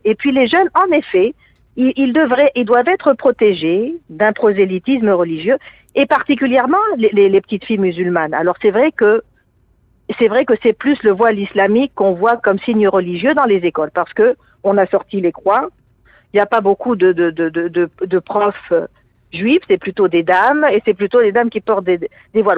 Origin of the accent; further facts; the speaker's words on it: Tunisia; now in Quebec, Canada; je suis d'origine tunisienne